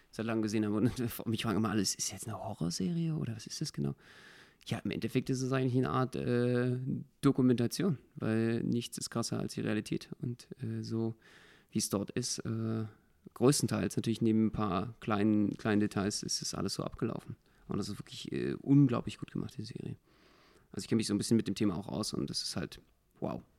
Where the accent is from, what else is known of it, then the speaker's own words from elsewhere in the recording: Berlin, Germany; als Berliner